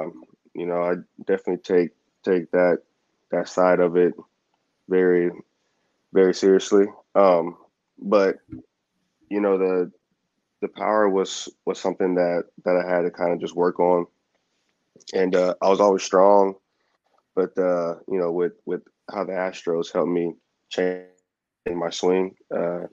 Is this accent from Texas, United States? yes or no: yes; Houston, Texas, United States; get drafted, and then by my hometown